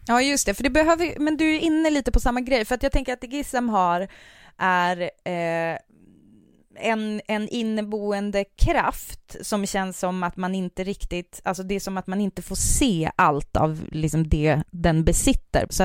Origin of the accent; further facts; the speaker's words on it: seventy km south of Hertsånger, Västerbotten County, Sweden; men det är där jag är född och ah, uppvuxen.